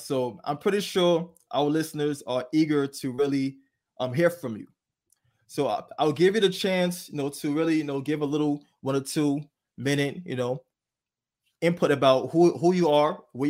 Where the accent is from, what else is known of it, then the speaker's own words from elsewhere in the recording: Liberia; born there; And you guys know I was born in Liberia. I survived a civil war.